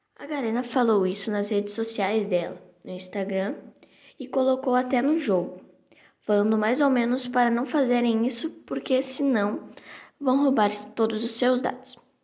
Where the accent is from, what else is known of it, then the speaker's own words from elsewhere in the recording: Brazil; I'm from Brazil.